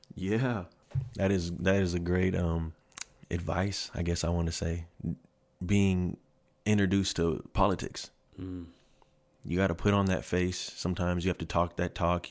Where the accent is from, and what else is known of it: Kent, Washington, United States; born or raised there; moved away as an adult; also born or lived in Seattle, Washington / Red Deer, Alberta / Germany